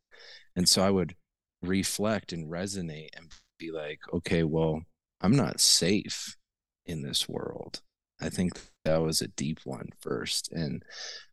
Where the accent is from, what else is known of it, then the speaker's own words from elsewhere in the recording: Taos, New Mexico, United States; also born or lived in Bozeman, Montana; I grew up in northern New Mexico in the Taos area